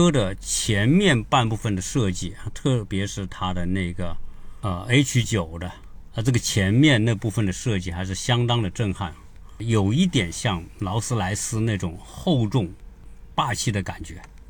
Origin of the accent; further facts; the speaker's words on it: China; 能够把红旗轿车做好，是我们中国人的一个共同的愿望。